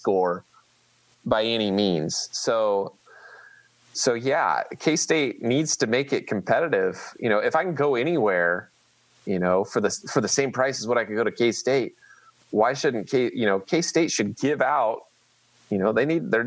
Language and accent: English; Manhattan, Kansas, United States; also born or lived in Oklahoma; I grew up in Manhattan. I went to Manhattan High